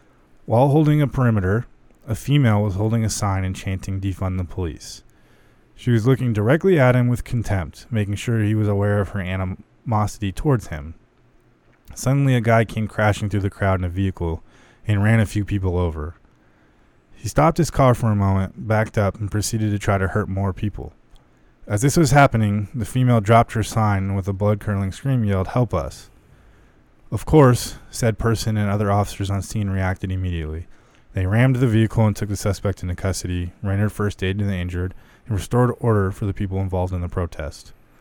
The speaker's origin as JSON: {"language": "English", "town": "Lake Havasu City", "region": "Arizona", "country": "United States", "tie": "born or raised there", "said": "Especially growing up in Havasu."}